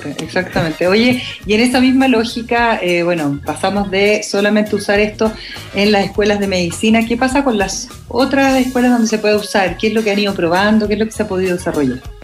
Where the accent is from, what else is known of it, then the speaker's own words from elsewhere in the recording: Osorno, Los Lagos, Chile; moved away; yo que soy nacida y criada en Osorno